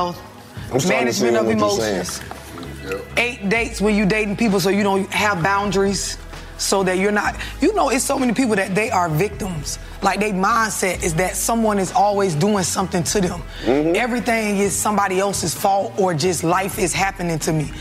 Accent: St. Petersburg, Florida, United States; I'm from St. Petersburg, Florida.

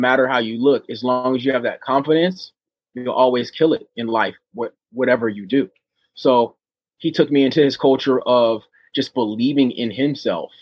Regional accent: Oceanside, California, United States; moved away as an adult; I grew up in Oceanside, California with all these different races

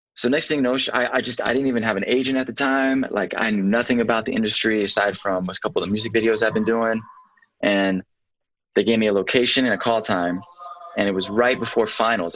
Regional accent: Atlanta, Georgia, United States; Born and raised in Atlanta

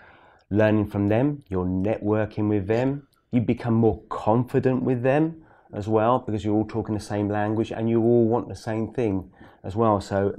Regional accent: East of England, United Kingdom; It's not in London, but it's in Norfolk. I'm from

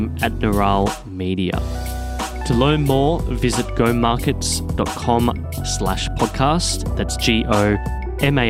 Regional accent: Australia; us Australians

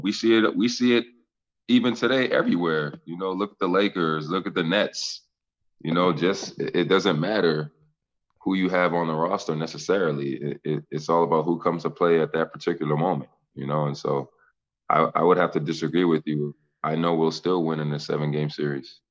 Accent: Boston, Massachusetts, United States; I'm from Boston, so I had a ton of people there.

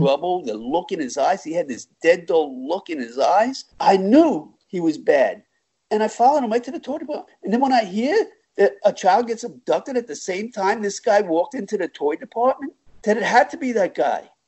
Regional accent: Long Island, New York, United States; now in Florida, United States; originally I'm from New York, Long Island, and uh, in 1972 I moved to Florida following my parents down here.

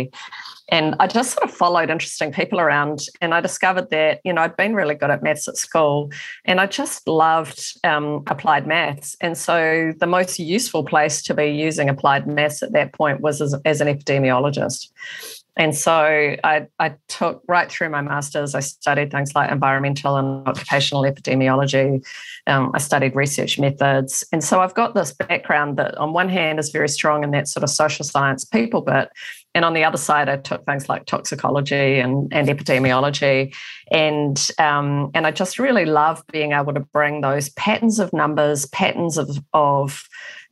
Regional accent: New Zealand; being a Kiwi

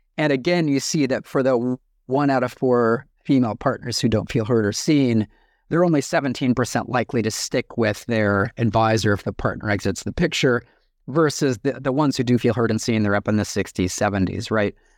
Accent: United States; moved away as an adult; now in New Zealand; I'm an American, but I live in New Zealand

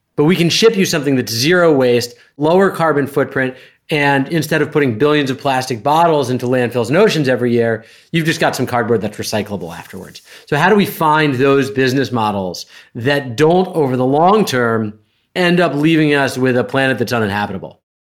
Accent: Westchester County, New York, United States; I grew up in sort of Westchester County, New York, which for those who don't know is an hour and twenty minutes north of Manhattan

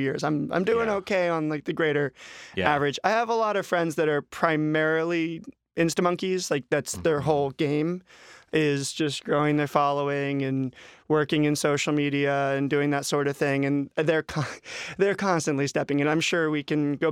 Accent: Vero Beach, Florida, United States; moved away; I'm from Florida

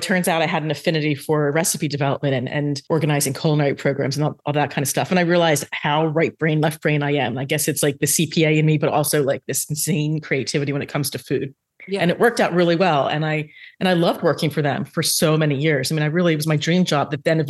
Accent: New Jersey, United States; moved away as an adult; also born or lived in Manhattan, New York; now in South Jersey, United States; we grew up in South Jersey and got the big job in New York City after college.

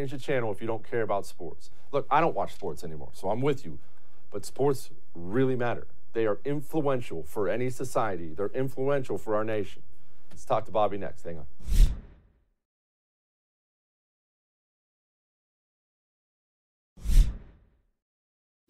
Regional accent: Montana, United States; I grew up in Montana

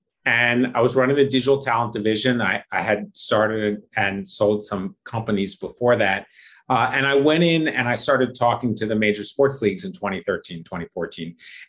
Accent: Philadelphia, Pennsylvania, United States; And I grew up in Philadelphia. Like, you didn't have a choice. You were an Eagles fan, or like your neighbor would beat you up.

